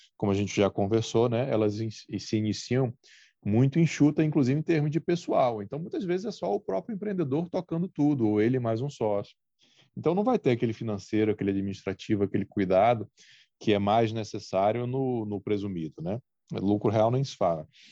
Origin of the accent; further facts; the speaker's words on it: Brazil; a gente é brasileiro